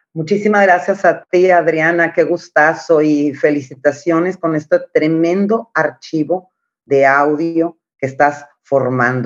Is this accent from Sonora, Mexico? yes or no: no; Montemorelos, Nuevo León, Mexico; accent: northern Mexican; now in Texas, United States; yo soy de Montemorelos, Nuevo León. Mi familia, ambos, mi padre y mi madre, son de Montemorelos